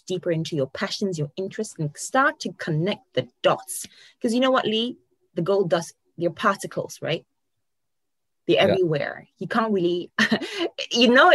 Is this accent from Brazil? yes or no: no; Ghana; moved away as an adult; also born or lived in Poland; now in United Kingdom; I was born and bred in Ghana. I was born and raised